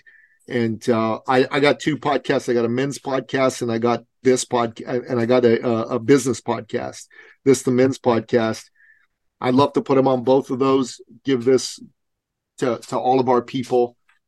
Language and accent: English; Iran; moved away; I'm a Christian from Iran myself. We escaped the Islamic Revolution to come to the West.